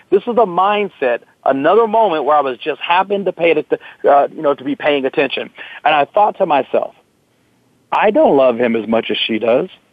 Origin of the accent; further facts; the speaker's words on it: Fort Worth, Texas, United States; I was born and raised in Fort Worth, Texas